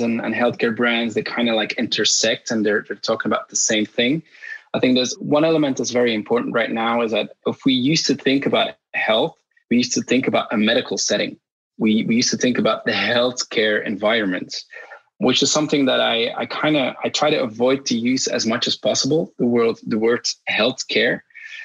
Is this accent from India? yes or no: no; Belgium; I'm born and raised in Belgium. I traveled a lot, but I still live in Belgium right now.